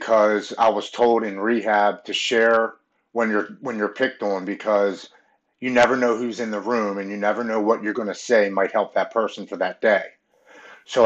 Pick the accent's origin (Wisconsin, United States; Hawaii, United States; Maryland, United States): Maryland, United States; Baltimore; I grew up with Brandon Novak and Bucky Lasik, and I'm from Baltimore, so we all skated around